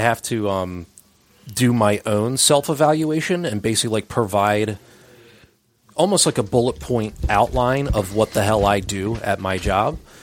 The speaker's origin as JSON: {"language": "English", "area": "Delaware County", "region": "Pennsylvania", "country": "United States", "tie": "born or raised there", "said": "we grew up in Delco, so, like, it was very easy for us to just go walk to all of our friends' houses"}